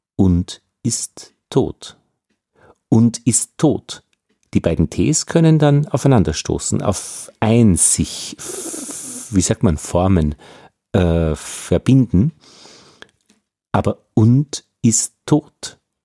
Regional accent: Austria; als Österreicher

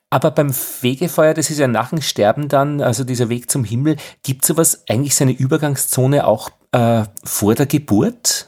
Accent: Altheim, Upper Austria, Austria; in meiner Heimatgemeinde in Oberösterreich im Innviertel berichtet, in es Altheim

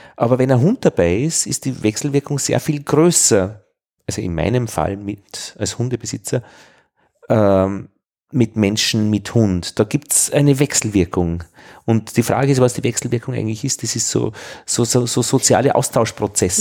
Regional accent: Vienna, Austria; als, als Wiener

